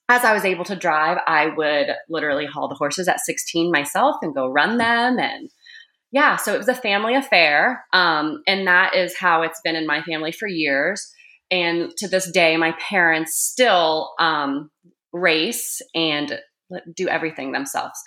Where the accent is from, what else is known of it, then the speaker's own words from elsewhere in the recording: Grove City, Ohio, United States; I grew up in Grove City, Ohio